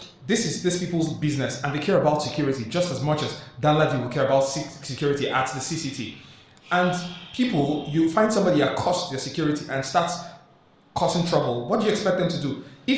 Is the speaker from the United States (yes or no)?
no; Port Harcourt, Rivers State, Nigeria; I grew up in Port Harcourt.